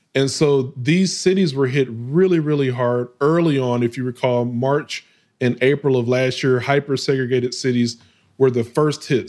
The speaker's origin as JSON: {"language": "English", "town": "West Memphis", "region": "Arkansas", "country": "United States", "tie": "born or raised there", "also_born_or_lived": "Baltimore / Atlanta, Georgia / Houston, Texas", "moved": "yes", "said": "my hometown, West Memphis, Arkansas, is this small, it's like 30,000 folks"}